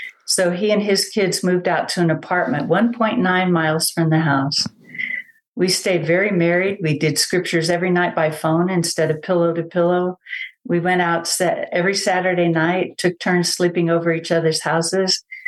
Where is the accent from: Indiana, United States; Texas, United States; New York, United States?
Texas, United States; San Antonio; also born or lived in Germany / Panama; I was born in Germany. I have two older brothers and one younger brother. I went to first grade in Panama, second grade on in San Antonio. Yep, dad was in the military.